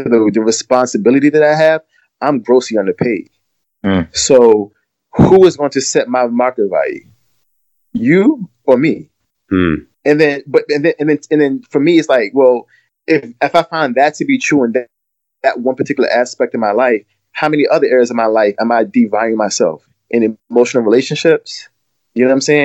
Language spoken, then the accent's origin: English; Glen Allen, Virginia, United States; I grew up in Glen Allen, which is like a county just outside of Richmond, Virginia